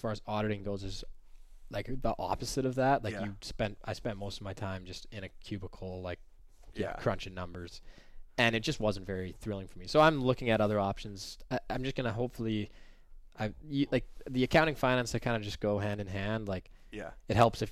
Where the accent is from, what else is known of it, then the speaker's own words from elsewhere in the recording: Canada; as a Canadian boy